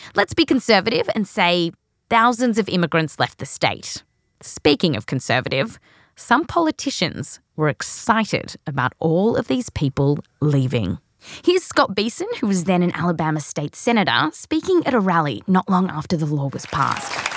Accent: Australia; also born or lived in California; now in United States; I was born here, raised in Australia.

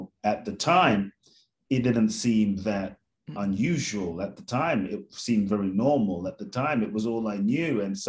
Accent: London, United Kingdom; now in Mexico; I was born in Ghana, West Africa. My father's from Ghana, my mother's Japanese. I grew up in London, the US, now partly Mexico also.

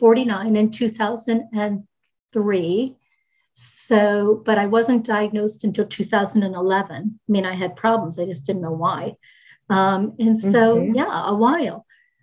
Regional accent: Maryland, United States; also born or lived in Rhode Island / Michigan / New Jersey / Jamaica; So I was born in Rhode Island. We moved to Michigan, lived several places in Michigan as the phone company moved him then to the Washington, D.C. area. I grew up in Maryland and we moved to Maryland to New Jersey.

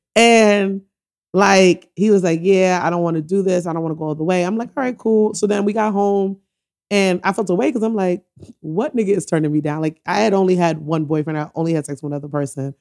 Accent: New York City, New York, United States; also born or lived in Antigua and Barbuda / Philadelphia / Oakland; I was born in the Bronx, and I, but I went to Antigua for a few years

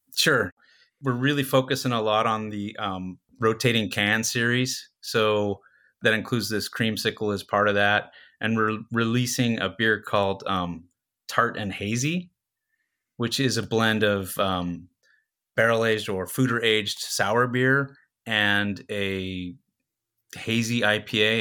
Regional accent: Southern California, United States; I'm born and raised in Southern California

